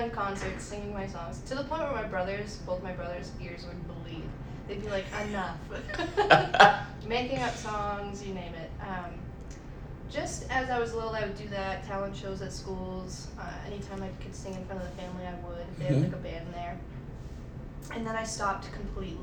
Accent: Haverhill, Massachusetts, United States; now in Nashville, United States; I had just finished a demo in my hometown, Haverhill, Mass.

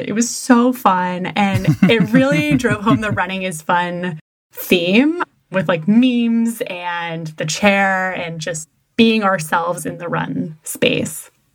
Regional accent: Massachusetts, United States; I'm from Massachusetts, which automatically makes me a masshole driver

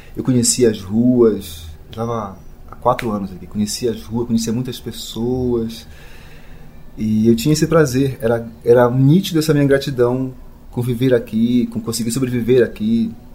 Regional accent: Belém, Pará, Brazil; moved away; also born or lived in São Paulo; de Belém, de onde eu nasci

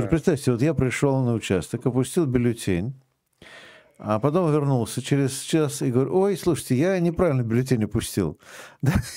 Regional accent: Moscow, Russia; Я все-таки еще и коренной москвич третьего поколения.

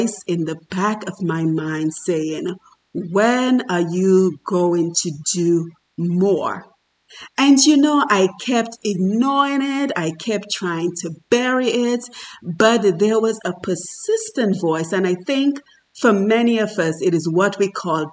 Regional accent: Dominica; moved away as an adult; I am from Dominica in the Caribbean, and I worked very hard as the daughter of an alcoholic father

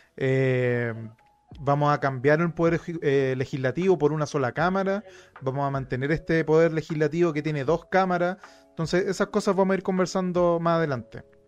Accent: Chile; nosotros como chilenos

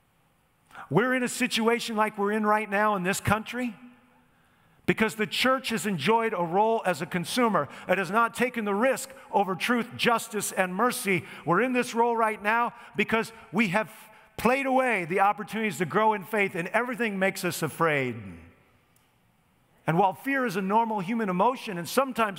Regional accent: United States; I am an American

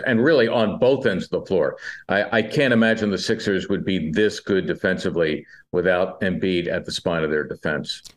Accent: Philadelphia, Pennsylvania, United States; growing up in Northeast Philly

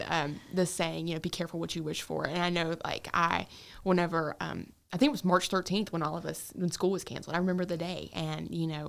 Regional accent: Stanley, North Carolina, United States; I grew up in Gaston County where, you know, we live on the poorer side of town

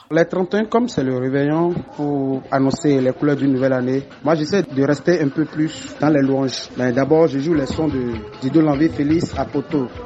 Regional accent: Cotonou, Littoral, Benin; J'ai vraiment aimé, j'ai vraiment aimé. Moi, je suis de Cotonou, donc à quoi Kwakwa. J'ai pas fait un long déplacement.

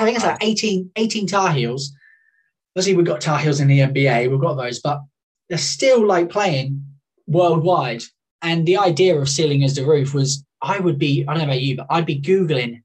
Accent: United Kingdom; being British myself

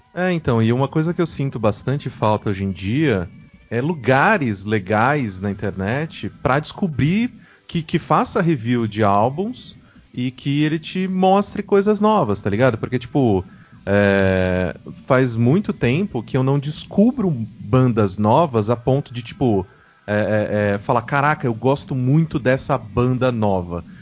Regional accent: Mococa, São Paulo, Brazil; eu sou de Mococa

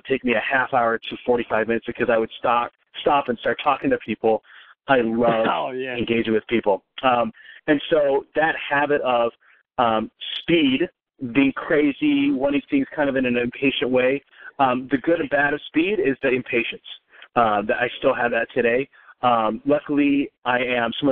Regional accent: Wisconsin, United States

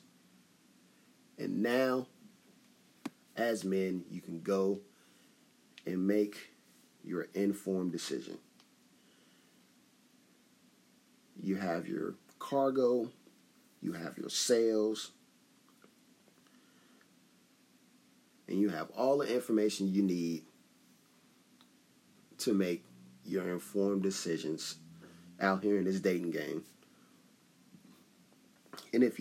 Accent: Chicago, Illinois, United States; I'm a dude from Chicago

